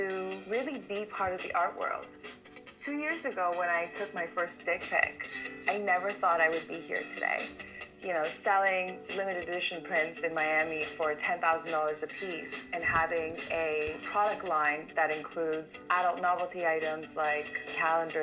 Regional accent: Iran; now in New York, United States; I was born in Iran, and now I live in New York

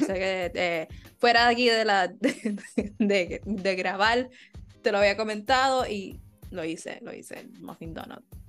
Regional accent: Puerto Rico; somos puertorriqueños

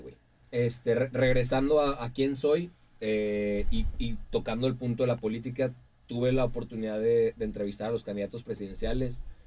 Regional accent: Mexico; mi tierra me lo dio todo

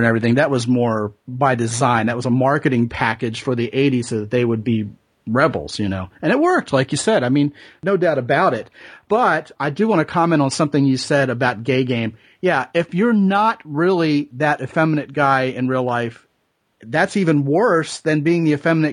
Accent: Texas, United States; I'm a Texan

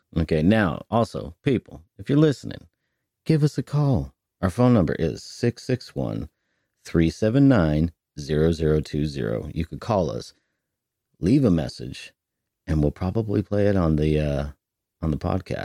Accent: Northern California, United States; moved away; I'm from NorCal

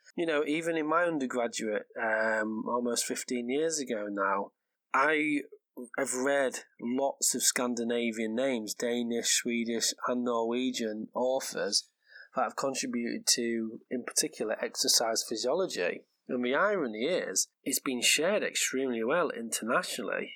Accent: England, United Kingdom; first language English; moved away as an adult; now in Norway; I am English, so I'm the English half of this podcast.

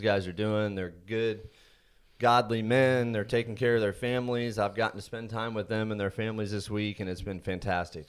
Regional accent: Indiana, United States; now in Texas, United States; I was born and raised in Indiana, been in Texas for, be thirty-two years this summer

